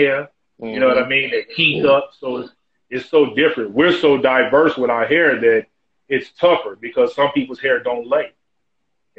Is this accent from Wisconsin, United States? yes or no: no; Chicago, Illinois, United States; I'm from Chicago